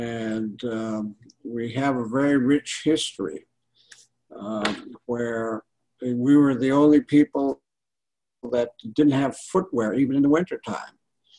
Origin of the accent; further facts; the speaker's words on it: St. Paul, Alaska, United States; I was born and raised on St. Paul Island, part of the Pribilof Island, in the middle of the Bering Sea